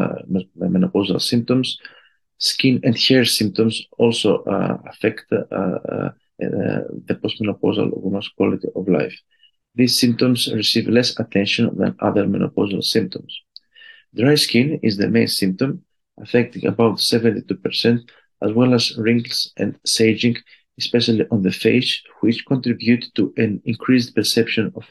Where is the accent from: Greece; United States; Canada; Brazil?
Greece; I am an endocrinologist from Greece